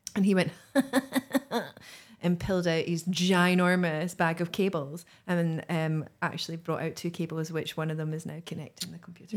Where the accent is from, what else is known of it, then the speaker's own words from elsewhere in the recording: Greenock, Scotland, United Kingdom; my hometown of, of Greenock